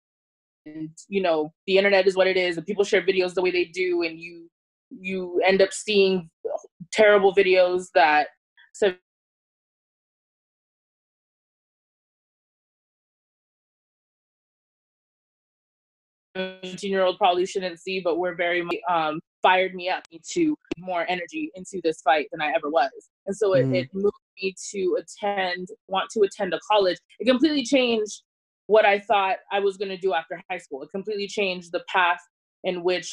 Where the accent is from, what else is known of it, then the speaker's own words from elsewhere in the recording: San Diego, California, United States; also born or lived in Bay Area; I grew up in San Diego.